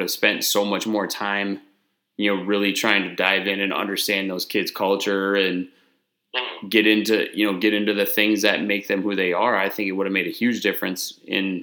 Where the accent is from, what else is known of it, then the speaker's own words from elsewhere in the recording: Wisconsin, United States; moved away as an adult; also born or lived in Minnesota / Texas; where I grew up in Wisconsin